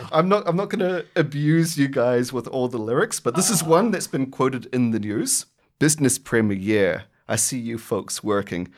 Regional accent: New Zealand; now in Australia; I'm a New Zealander living in Australia

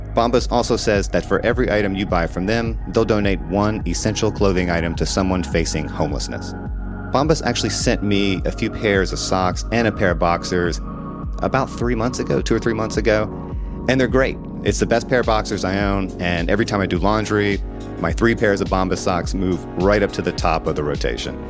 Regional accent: Mississippi, United States; moved away; I'm from Mississippi

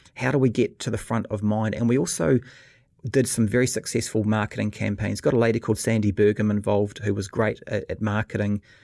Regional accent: New Zealand; moved away as an adult; also born or lived in Australia; being a Kiwi moving to Australia, 'cause in New Zealand, you know, I grew up

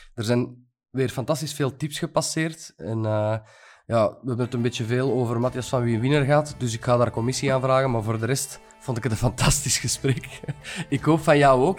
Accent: Antwerp area, Flanders, Belgium; Ja, van het Antwerpse, niet van Gent

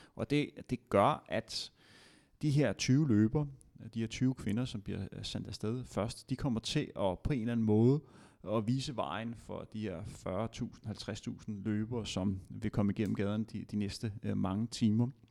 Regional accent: Denmark; som dansker

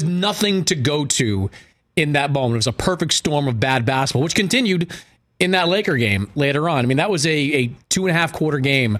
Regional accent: Boston, Massachusetts, United States; hey, Ben, I'm from the Boston area.

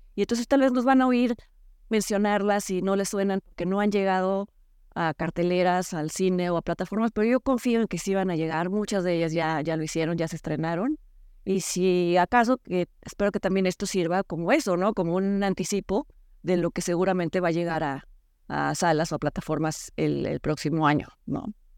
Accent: Mexico; nosotros como mexicanos

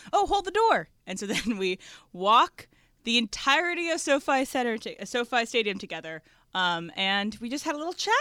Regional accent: East Coast, United States; moved away; I'm from the East Coast

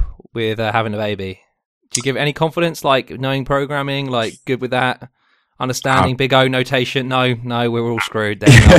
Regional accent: England, United Kingdom; as English people.

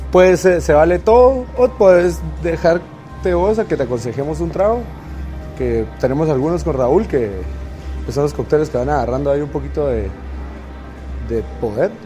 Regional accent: Guatemala; cómo somos nosotros los chapines

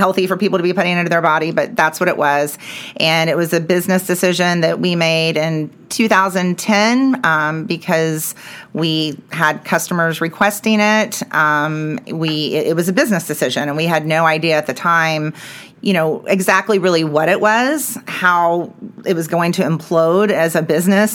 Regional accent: Dallas, Texas, United States; also born or lived in Clifton, Texas; But Dallas was always home. We always had a place here. My parents worked here. And so I spent a lot of time in Dallas and came right back up here after I graduated

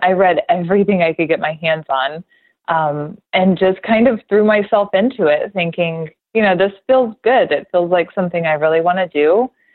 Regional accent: Oklahoma, United States; I grew up in Oklahoma, and I was the youngest in the family

